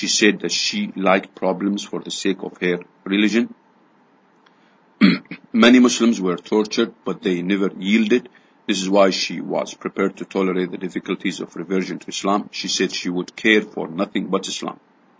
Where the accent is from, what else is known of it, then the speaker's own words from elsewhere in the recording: Canada; Myself, I am from a Canadian and Anglican background, and my husband never joined his Christian church, Presbyterian.